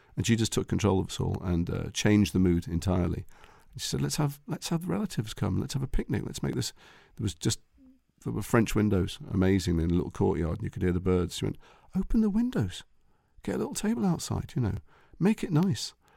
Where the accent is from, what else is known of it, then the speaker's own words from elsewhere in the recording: Liverpool, North West England, United Kingdom; we're from Liverpool.